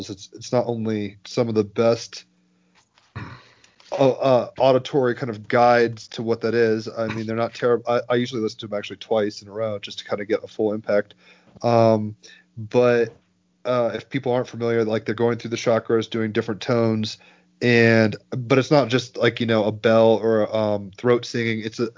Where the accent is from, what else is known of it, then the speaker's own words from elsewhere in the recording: Summit, New Jersey, United States; I was born in Overlook Hospital in Summit, New Jersey